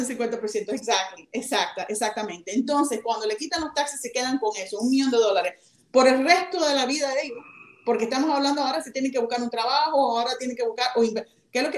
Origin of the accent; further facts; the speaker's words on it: Miami, Florida, United States; yo soy americana, yo nací en Miami. Sin embargo, me siento cubana